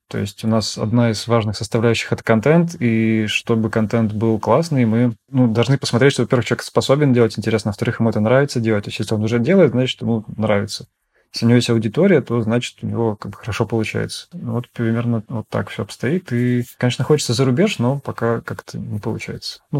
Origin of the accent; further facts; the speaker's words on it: Saint Petersburg, Russia; Я вообще сам из Питера. Жил тогда в Питере